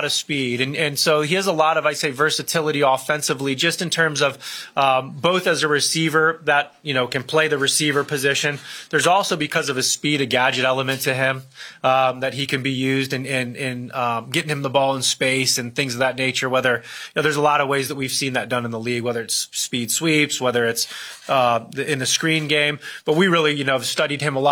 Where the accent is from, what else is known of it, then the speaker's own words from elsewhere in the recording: Akron, Ohio, United States; my hometown area of Akron, Ohio